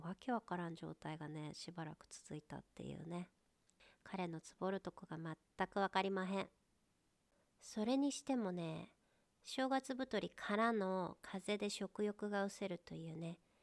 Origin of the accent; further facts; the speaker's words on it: home town of the Ibigawa Marathon, Gifu, Japan; 初めて地元のマラソン大会出たんよねでうちの地元のマラソン大会ってエビガンマラソンっていうんやけど